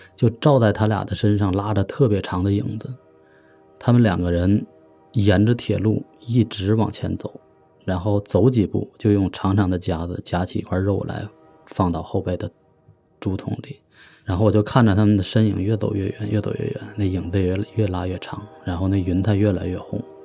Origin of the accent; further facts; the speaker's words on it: Tangshan, Hebei, China; 来自河北唐山。我是出生于一九七五年，现在从事的职业是媒体人